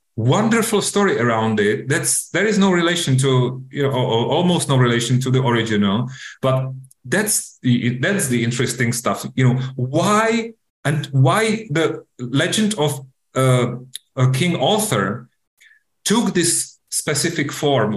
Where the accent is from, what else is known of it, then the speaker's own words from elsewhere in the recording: Czechia; my home country, Czech Republic